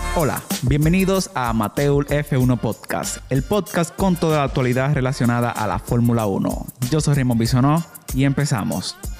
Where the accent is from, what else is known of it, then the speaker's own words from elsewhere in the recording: Dominican Republic; yo como dominicano que, sé, que soy